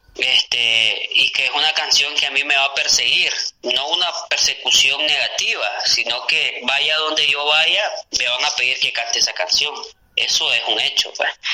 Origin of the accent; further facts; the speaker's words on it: San Rafael del Norte, Jinotega, Nicaragua; moved away as an adult; also born or lived in La Paz Centro, Nicaragua / León, Nicaragua; Yo nací en San Rafael del Norte, te... el 5 de septiembre del 93. Ese es mi origen. Ahí estudié primaria, ahí estudié secundaria